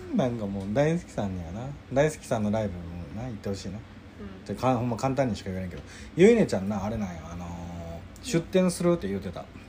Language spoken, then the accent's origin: Japanese; Kansai, Japan; also born or lived in Tokyo; 僕は西で育っておるので